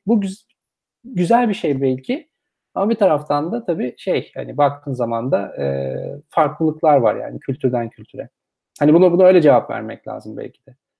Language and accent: Turkish; Turkey; biz Türkiye'de